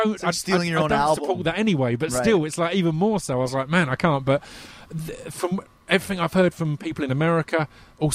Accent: United Kingdom; for me as a British guy

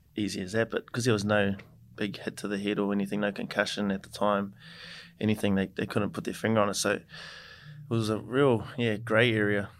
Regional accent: New Zealand; moved away as an adult; now in Brisbane, Australia; I played a game with my brothers for my hometown team, Taurua

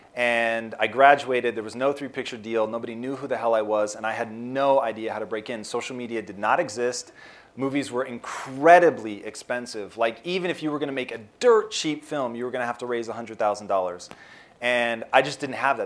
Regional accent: Tacoma, Washington, United States; now in Los Angeles, United States; I grew up in Tacoma, Washington, which is about an hour south of Seattle

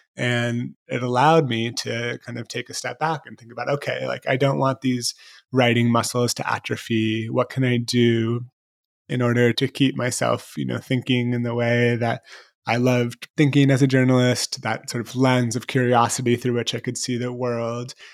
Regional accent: San Francisco, California, United States; I grew up in San Francisco

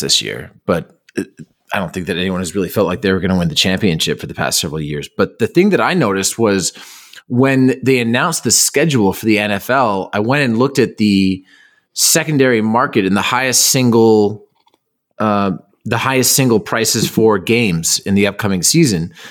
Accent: Toronto, Ontario, Canada; growing up in Toronto

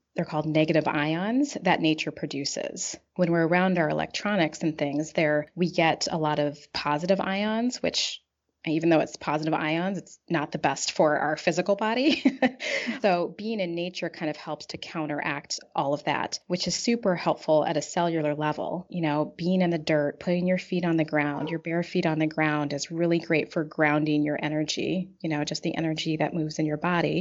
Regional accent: Pacific Northwest, United States; now in Chicago, United States; I was raised in the Pacific Northwest

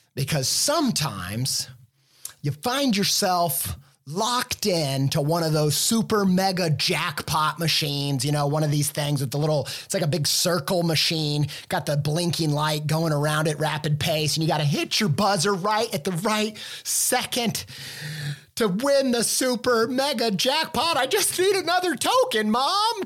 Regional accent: Midwest, United States; I grew up in the Midwest

